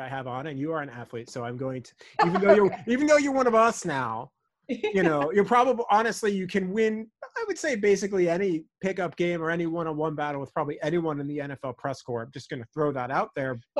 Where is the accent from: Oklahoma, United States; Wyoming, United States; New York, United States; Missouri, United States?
New York, United States; growing up in New York